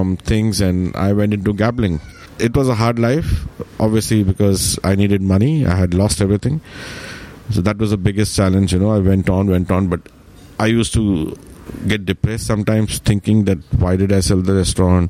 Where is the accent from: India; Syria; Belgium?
India; moved away as an adult; also born or lived in Dubai; now in Sydney, Australia; I'm technically from India